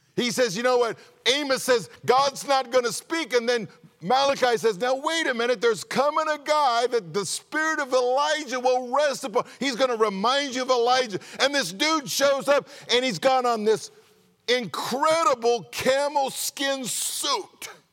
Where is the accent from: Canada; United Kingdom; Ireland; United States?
United States; California; moved away; being from California